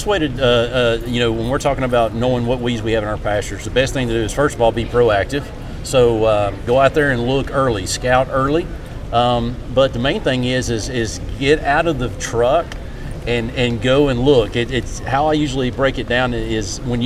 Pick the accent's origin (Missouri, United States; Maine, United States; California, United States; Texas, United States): Texas, United States; moved away as an adult; also born or lived in Mississippi; now in West Virginia, United States; I was born and raised in Texas, so I'm a Texas native on a cattle operation